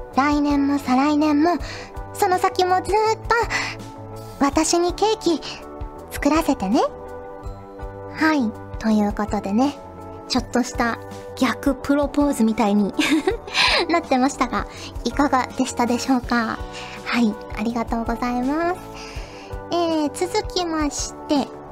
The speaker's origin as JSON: {"language": "Japanese", "region": "Fukuoka", "country": "Japan", "tie": "born or raised there", "moved": "yes"}